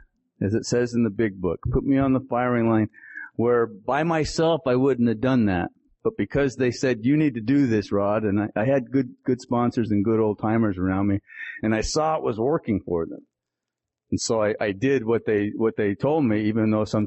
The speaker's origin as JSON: {"language": "English", "town": "Salt Lake City", "region": "Utah", "country": "United States", "tie": "born or raised there", "also_born_or_lived": "Tuba City, Arizona", "said": "I was born on the Navajo Reservation in Tuba City, Arizona, and was raised in, the Salt Lake City, Utah area"}